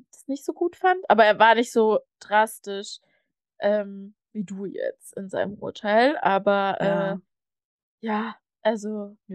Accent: East Germany, Germany; denn wir sind ja in der DDR aufgewachsen.

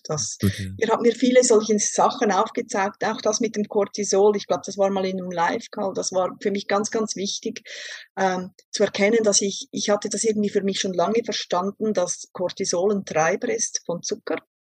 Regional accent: Switzerland; Ich komme aus der Schweiz und ich arbeite als Berufsschullehrerin an einer Berufsschule hier in der Schweiz

